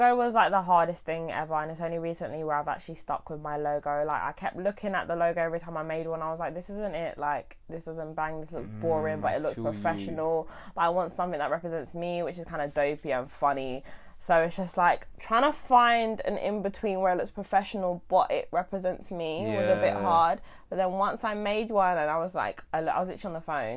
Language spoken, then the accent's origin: English; Coulsdon, London, United Kingdom; I'm from Surrey, Coulsdon